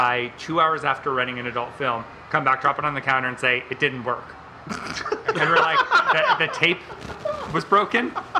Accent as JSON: {"language": "English", "town": "Mountlake Terrace", "region": "Washington", "country": "United States", "tie": "born or raised there", "also_born_or_lived": "Granite Falls, Washington", "said": "I was still in Mount Lake Terrace."}